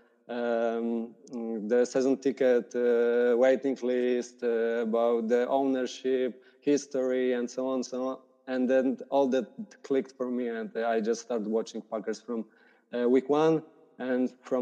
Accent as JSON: {"language": "English", "country": "Poland", "said": "I'm from Poland"}